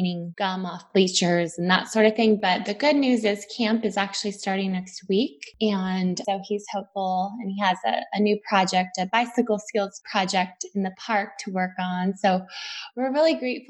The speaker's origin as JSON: {"language": "English", "town": "San Jose", "region": "California", "country": "United States", "tie": "born or raised there", "said": "I grew up in the East foothills of Silicon Valley in San Jose, California"}